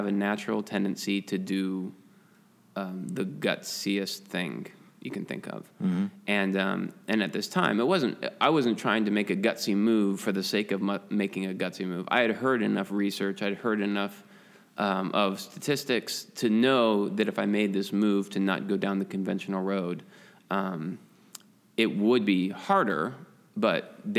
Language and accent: English; Papillion, Nebraska, United States; moved away as an adult; also born or lived in England; now in Michigan, United States; I was born in Papillion, just right outside of Omaha, and then my dad, who's in the military, we moved to England for 5 years. And so I moved back one month late to getting into kindergarten